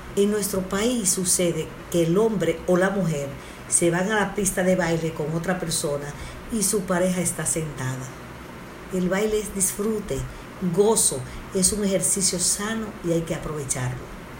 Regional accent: Dominican Republic; Somos un país caribeño

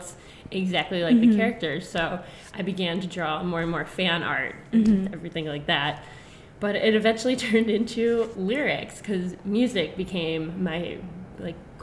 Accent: Mentor, Ohio, United States; I grew up in Mentor, which is 30 minutes east of Cleveland.

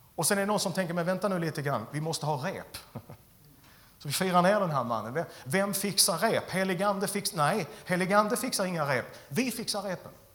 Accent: Skåne, Sweden; jag är skåning

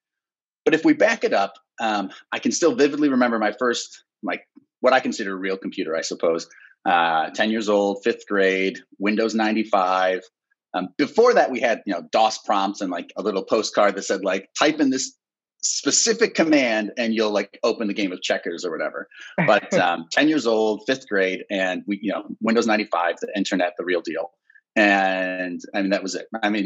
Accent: Ohio, United States; moved away; also born or lived in Chicago; Born and raised in Ohio

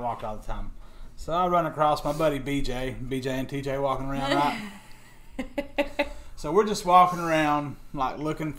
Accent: LaFayette, Georgia, United States; now in Tullahoma, United States; I'm from Lafayette, Georgia. A little Lafedrin, whatever you want to call it. Laugh at it.

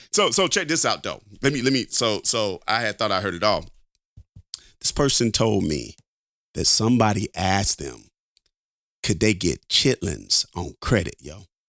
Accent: Alabama, United States; I'm from Alabama. I'm a Alabama boy, man, through and through

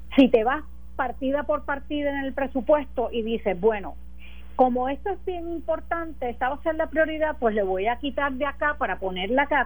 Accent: Puerto Rico; como puertorriqueña, como electora

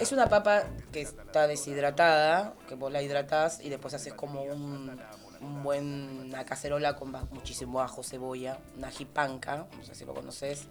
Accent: Peru; moved away; De Perú. ¿En serio eres peruana?

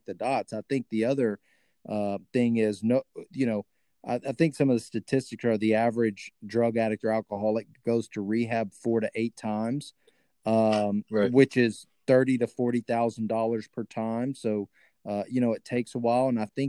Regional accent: Texas, United States; accent: hillbilly; when I talk to my redneck folks back in Texas, boy, I get hillbilly real quick

